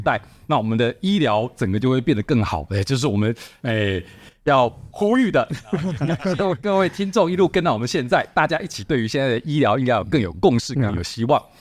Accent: Taiwan; 我们台湾人

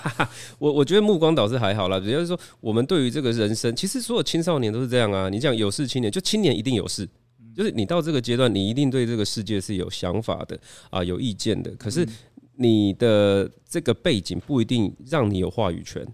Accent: Chiayi, Taiwan; 我就是土生土长家一小孩。那大家知道我一九八四年生哦

